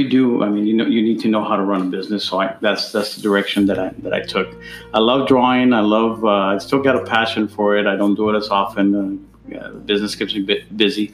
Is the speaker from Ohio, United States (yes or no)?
no; El Paso, Texas, United States; also born or lived in Ciudad Juárez, Mexico / Albuquerque, New Mexico; I was born in Juarez, but been here in El Paso, Texas, most of my life